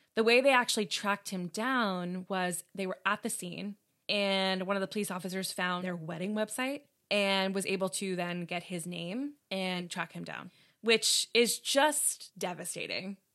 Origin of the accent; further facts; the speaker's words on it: New York, United States; we're from New York